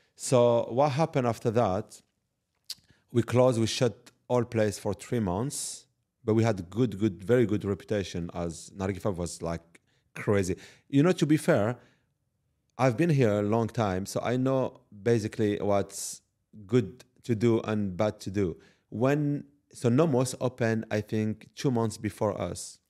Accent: Paris, Île-de-France, France; moved away as an adult; also born or lived in Morocco (ancestry); now in Dubai, United Arab Emirates; I'm actually from Paris, uh, originally Moroccan, and I moved in Dubai

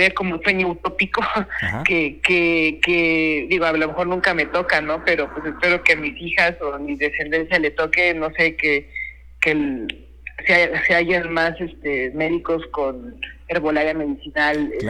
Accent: Mexico; Lo traemos en la genética todos los mexicanos

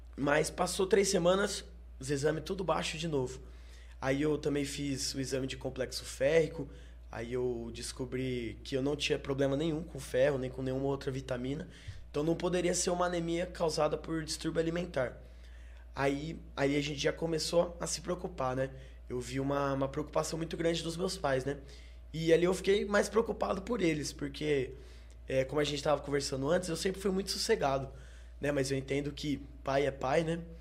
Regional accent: Pouso Alegre, Minas Gerais, Brazil; Sou de Pouso Alegre, nascido e criado.

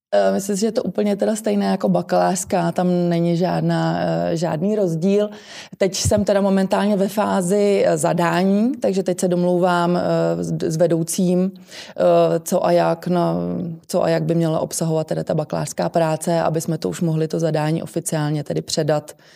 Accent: Plzeň, Plzeň Region, Czechia; also born or lived in New Zealand; u nás v Plzni

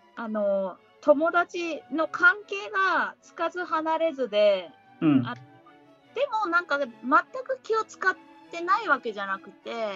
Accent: Ehime, Japan; born or raised there

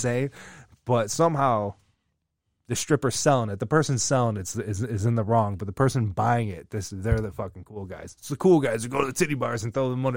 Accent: United States; we're American

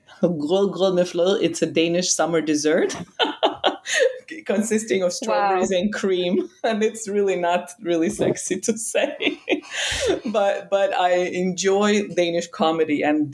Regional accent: Uzbekistan; English is a second language; moved away as an adult; also born or lived in Denmark; now in Finland; I come from Uzbekistan

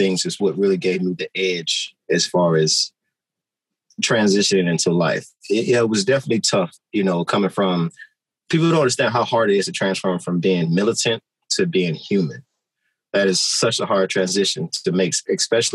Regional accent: Maywood, Illinois, United States; also born or lived in Chicago; I grew up in Chicago, but I was raised in Maywood

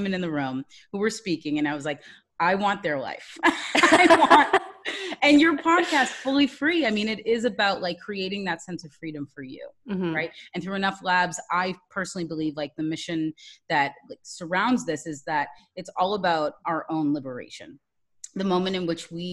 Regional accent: Massachusetts, United States; now in Washington, D.C., United States; I am originally from Massachusetts, but now currently live in Washington, D.C.

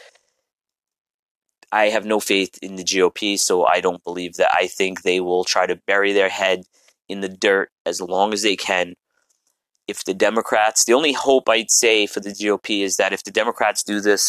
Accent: New York City, New York, United States; I'm a New Yorker

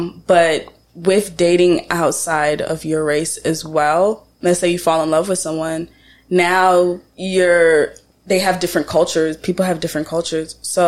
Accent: Georgia, United States; also born or lived in Jamaica / Florida; I was born in Jamaica. I was raised in Florida for my childhood life. I left, I think, when I was like 10 or 9. I went back and forth for a while. And then my teenage life, I was raised in Georgia. Mm. And still live in Georgia.

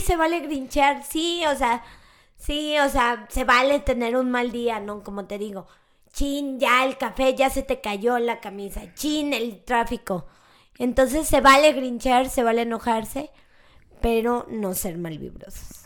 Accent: Mexico; los mexicanos y los latinos tenemos mucho este pensamiento mágico

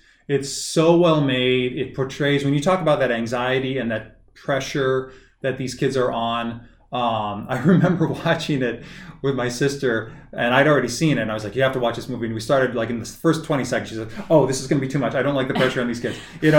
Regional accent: North Dakota, United States; moved away; I didn't grow up in Texas, but I grew up in North Dakota.

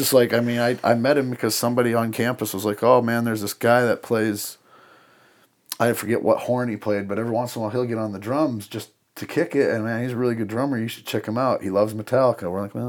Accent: Madison, South Dakota, United States; I grew up in Madison, South Dakota, so town of about 6,000 people

